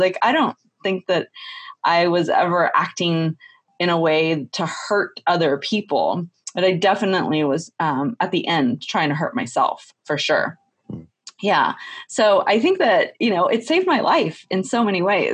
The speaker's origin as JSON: {"language": "English", "region": "Texas", "country": "United States", "tie": "born or raised there", "said": "I grew up in Texas"}